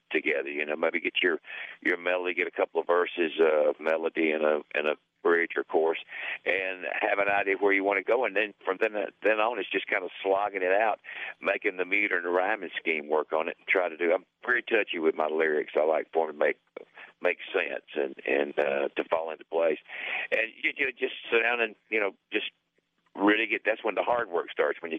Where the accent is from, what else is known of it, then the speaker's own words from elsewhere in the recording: Southeast, United States; I'm from the Southeast, you know. I come from the cradle of what we used to call stock car racing